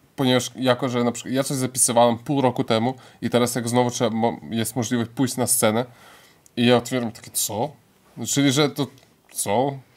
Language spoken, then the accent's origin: Polish; Lithuania; pochodzę z rodziny polskiej i żyje na Litwie